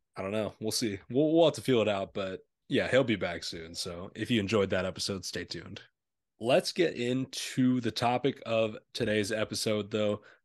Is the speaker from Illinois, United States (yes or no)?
yes; Illinois, United States; we're from Illinois